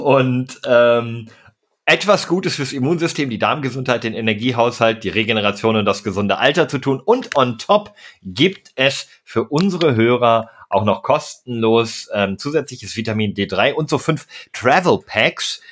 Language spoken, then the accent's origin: German; Münsterland, North Rhine-Westphalia, Germany; ich bin im, im Münsterland aufgewachsen